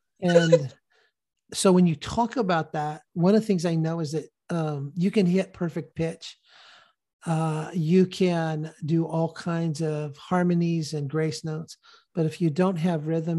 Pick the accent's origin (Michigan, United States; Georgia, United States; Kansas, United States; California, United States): California, United States; Sacramento; that rhetoric has been ratcheted up in my hometown of Sacramento